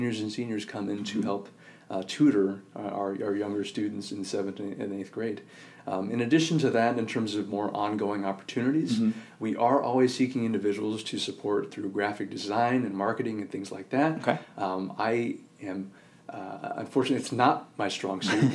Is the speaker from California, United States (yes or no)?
yes; Northern California, United States; moved away as an adult; also born or lived in Irvine, California; I'm from Northern California, mm-hmm. and I moved away from home to go to UC Irvine